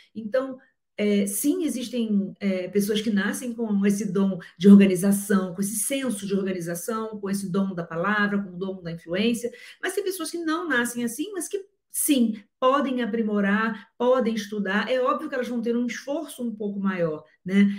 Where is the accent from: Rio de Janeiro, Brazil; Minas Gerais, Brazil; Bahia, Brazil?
Rio de Janeiro, Brazil; eu sou carioca